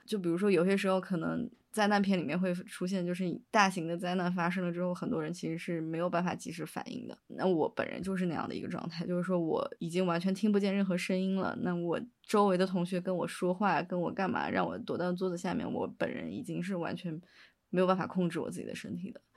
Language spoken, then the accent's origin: Chinese; Chengdu, Sichuan, China; 其实我是成都人嘛，所以我零八年的时候有，也有经历过地震